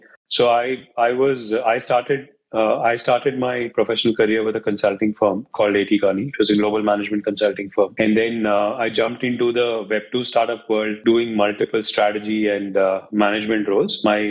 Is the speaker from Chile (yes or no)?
no; India; now in Toronto, Canada; I come from India, born and brought up in India, currently based out of Toronto, Canada.